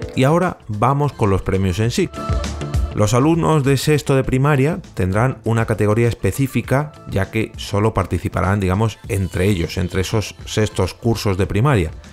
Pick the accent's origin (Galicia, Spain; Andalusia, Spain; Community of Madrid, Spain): Community of Madrid, Spain; Madrid; perdón por mi acento galego, pero es lo que hay, lo siento, soy de Madrid